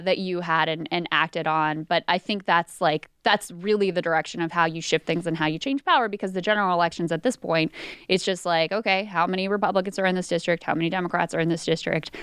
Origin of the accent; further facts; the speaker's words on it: King George County, Virginia, United States; I was born and raised in King George County, Virginia